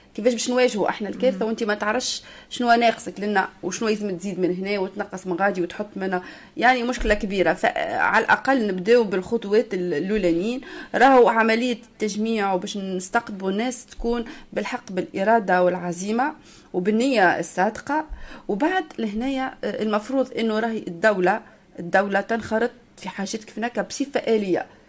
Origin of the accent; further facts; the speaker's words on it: Tunisia; now in France; نحن كجاليه تونسيه في الخارج